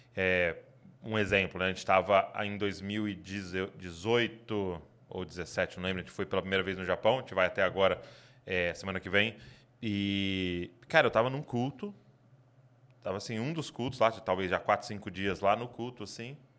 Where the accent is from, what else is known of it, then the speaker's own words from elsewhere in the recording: Brazil; como brasileiro a gente é